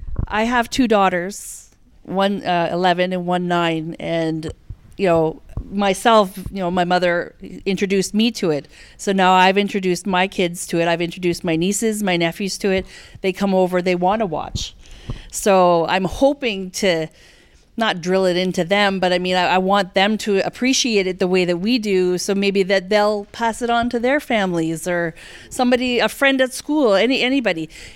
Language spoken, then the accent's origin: English; Canada; Like that's important to me as a Canadian.